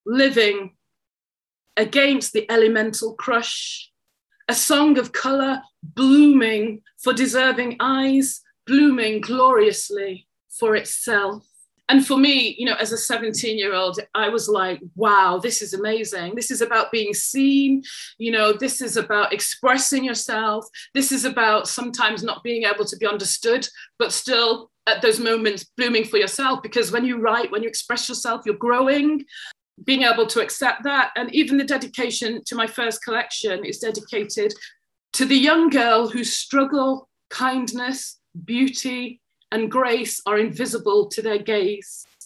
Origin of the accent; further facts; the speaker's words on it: England, United Kingdom; I am a Jamaican born I mean, I was born in England, but of Jamaican heritage.